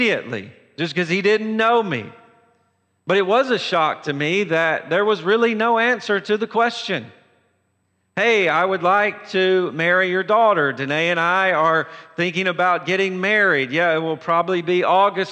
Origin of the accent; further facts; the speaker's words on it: Tennessee, United States; I'm from Tennessee